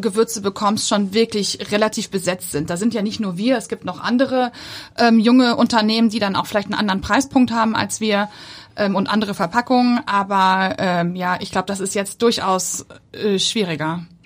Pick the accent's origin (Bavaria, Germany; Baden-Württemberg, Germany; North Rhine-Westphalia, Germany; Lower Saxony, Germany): North Rhine-Westphalia, Germany; Bochum; also born or lived in Hamburg area; now in Hamburg, Germany; Ich komme ja aus Bochum